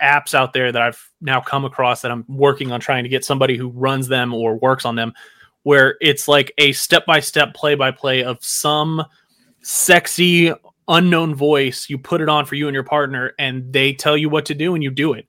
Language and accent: English; Houston, Texas, United States; I'm from Houston